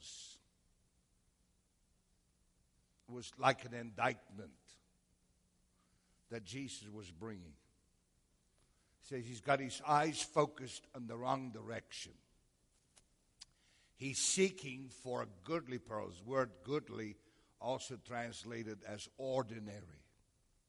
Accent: South Africa; now in United States; From South Africa.

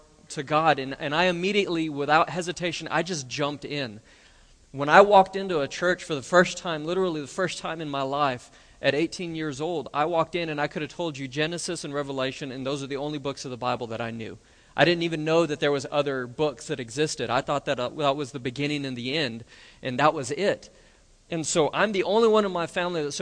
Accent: Roswell, New Mexico, United States; now in Lubbock, United States; go home to my hometown in Roswell

